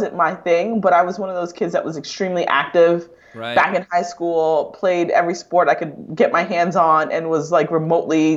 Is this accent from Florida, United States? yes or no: yes; Delray Beach, Florida, United States; I grew up in Delray Beach, Florida, which is about, you know, most people don't know that city that well, but it's an hour north of Miami